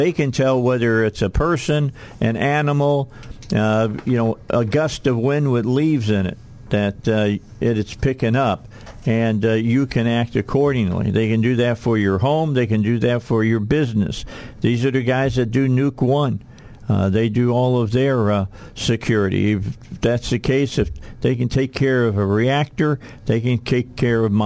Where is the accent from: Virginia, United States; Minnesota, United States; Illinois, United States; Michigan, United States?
Illinois, United States; Chicago; now in Little Rock, United States; I grew up outside of Chicago.